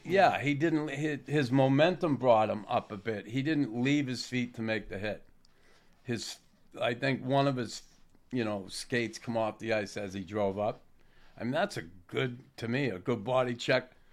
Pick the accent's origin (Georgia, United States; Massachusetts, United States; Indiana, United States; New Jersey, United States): Massachusetts, United States; Boston; my hometown, Boston